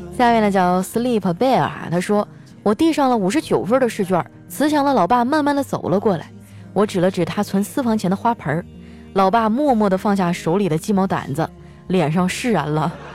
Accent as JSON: {"language": "Chinese", "region": "Northeast China", "country": "China", "said": "我们东北人"}